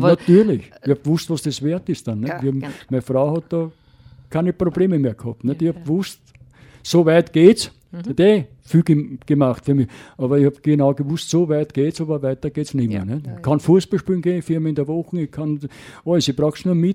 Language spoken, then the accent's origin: German; Styria, Austria; Weil bis {S1} sieben Jahre bin ich ja in der Oststeiermark aufgewachsen, darum kenne ich auch das Landleben.